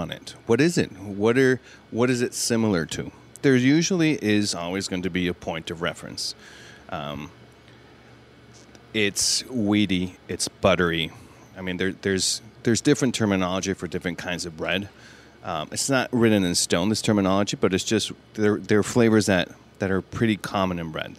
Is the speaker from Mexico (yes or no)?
yes; Mexico City, Mexico; I was born in Mexico City